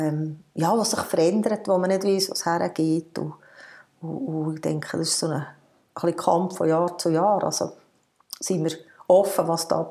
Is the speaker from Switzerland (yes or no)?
yes; Hahnenmoos, Bern, Switzerland; Ich bin auf dem Hanamoos aufgewachsen, zumindest im Skigebiet